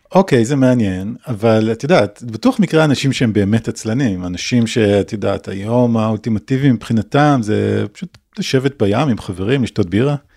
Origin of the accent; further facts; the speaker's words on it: Israel; לנו כישראלים